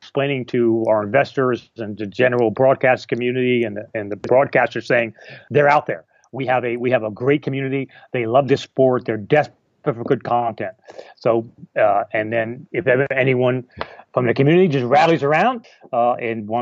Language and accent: English; United States; now in England, United Kingdom; I'm American. No. I'm American by birth. I'm married to a Canadian, and I live in England